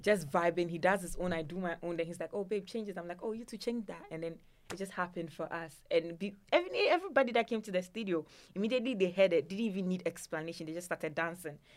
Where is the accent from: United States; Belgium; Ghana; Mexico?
Ghana; a Ghanaian woman, especially an Ewe woman